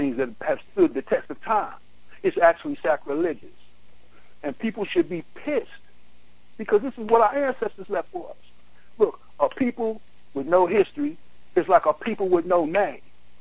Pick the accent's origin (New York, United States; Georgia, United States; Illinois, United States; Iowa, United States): New York, United States; New York City; I grew up in Brooklyn, East New York